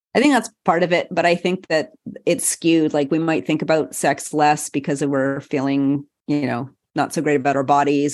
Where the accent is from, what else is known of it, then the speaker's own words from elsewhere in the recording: Montreal, Quebec, Canada; the University of Montreal, my hometown